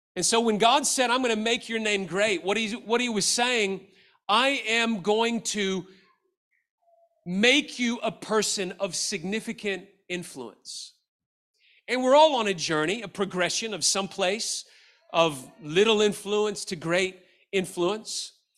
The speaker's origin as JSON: {"language": "English", "town": "Memphis", "region": "Tennessee", "country": "United States", "tie": "born or raised there", "said": "I grew up in Memphis, Tennessee, and I went to the University of Memphis"}